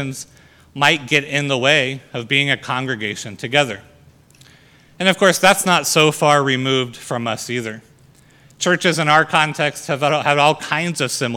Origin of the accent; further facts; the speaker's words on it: United States; our freedom as Americans